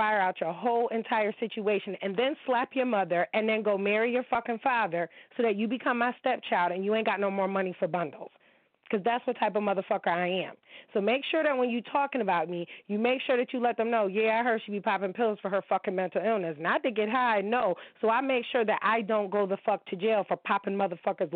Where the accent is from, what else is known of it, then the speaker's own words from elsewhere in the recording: United States; I am an American girl